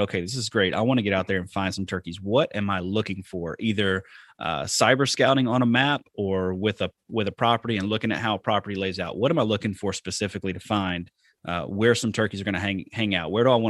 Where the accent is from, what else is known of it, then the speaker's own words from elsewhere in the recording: the South, United States; So, like I said, I grew up in the South.